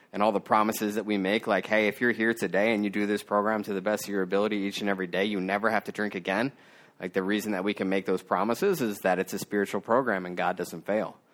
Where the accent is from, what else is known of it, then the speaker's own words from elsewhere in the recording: Maryland, United States; my hometown in Maryland